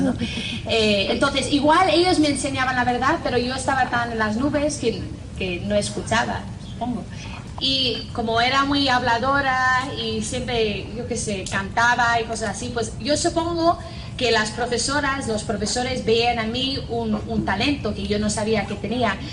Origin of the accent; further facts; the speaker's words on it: Northern Ireland, United Kingdom; accent: strong Irish; Spanish is a second language; moved away; soy de Irlanda del Norte, tengo 28 años